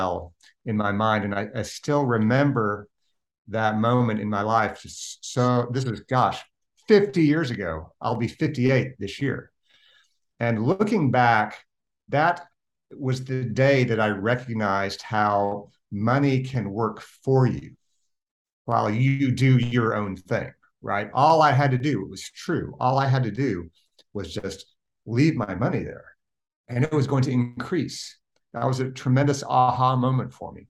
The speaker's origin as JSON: {"language": "English", "town": "Oklahoma City", "region": "Oklahoma", "country": "United States", "tie": "born or raised there", "said": "I was born and raised in Oklahoma City"}